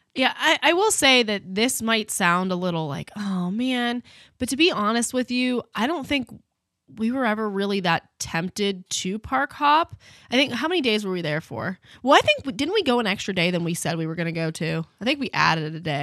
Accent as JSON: {"language": "English", "country": "United States", "said": "being American"}